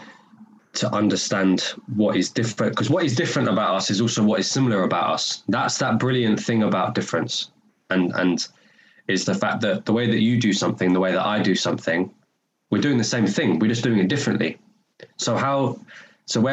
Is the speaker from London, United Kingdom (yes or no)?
yes; London, United Kingdom; accent: North London; moved away as an adult; now in Glasgow, United Kingdom; I spent 18 years living in North London